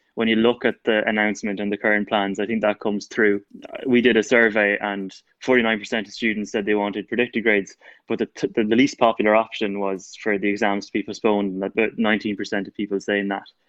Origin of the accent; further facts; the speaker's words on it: Longford, Leinster, Ireland; I'm from Longford.